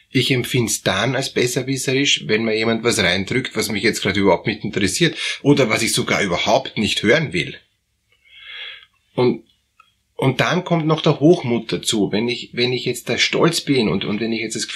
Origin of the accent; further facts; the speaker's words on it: Germany; Und naja, ich bin aus Deutschland und ich weiß, dass Kehlheimer Fliesen ist eine der besten Fliesen